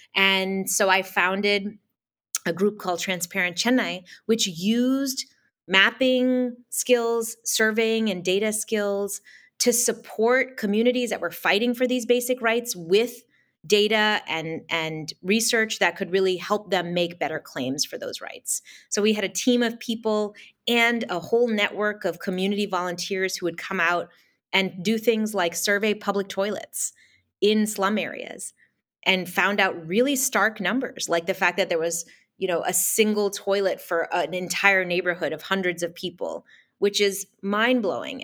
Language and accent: English; United States; born or raised there; also born or lived in India / Boston; now in Los Angeles, United States